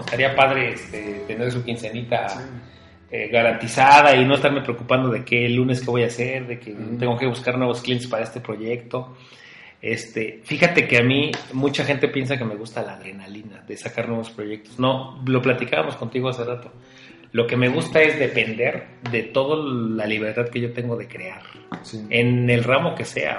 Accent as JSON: {"language": "Spanish", "country": "Mexico", "said": "en México tenemos historias"}